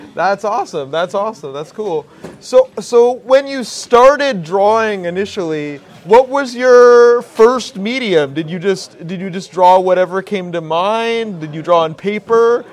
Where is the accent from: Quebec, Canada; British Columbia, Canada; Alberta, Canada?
British Columbia, Canada; White Rock; grew up in South Surrey, White Rock